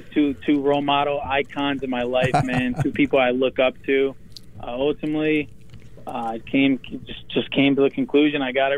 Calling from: New Jersey, United States; from Jersey. How we doing?

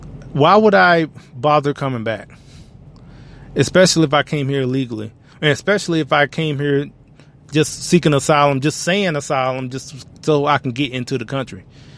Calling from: Louisville, Kentucky, United States; we're broadcasting from Louisville, Kentucky today.

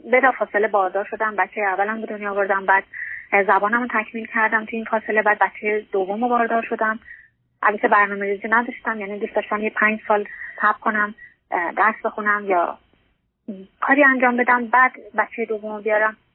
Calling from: Norway; از نروژ هستم

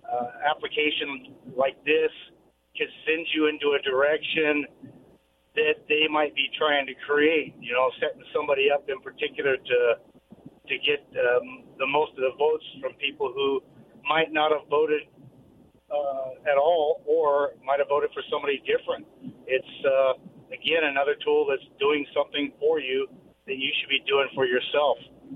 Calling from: Kennewick, Washington, United States; Hey, guys … from Kennewick.

